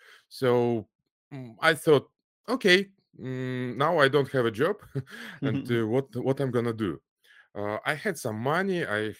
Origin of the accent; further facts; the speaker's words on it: Almaty, Kazakhstan; English is a second language; also born or lived in Moscow; my parents moved to Kazakhstan because my father is from Kazakhstan. So okay. I grew up in Almaty, Kazakhstan. It's the largest city. So my school, my first university, my first work were in Kazakhstan.